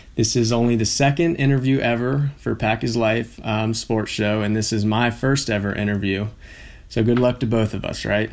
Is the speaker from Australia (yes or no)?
no; Blacksburg, Virginia, United States; moved away; being in my hometown